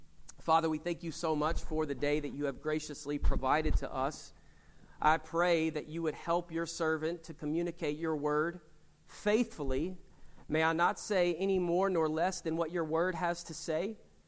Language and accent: English; Winchester, Kentucky, United States; So about 6 months ago, I was back in Kentucky in my hometown of Winchester, right outside of Lexington, and I was going to a gas station.